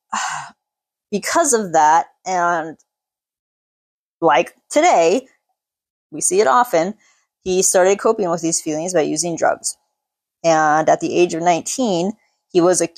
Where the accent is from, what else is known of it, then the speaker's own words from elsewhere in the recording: United States; I'm American